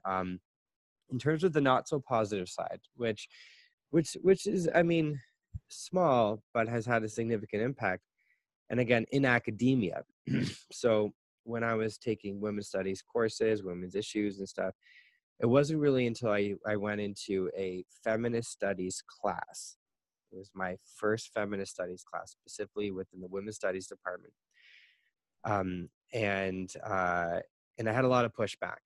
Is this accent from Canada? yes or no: yes; Canada; moved away as an adult; now in China; I am a Canadian, and I am currently living in China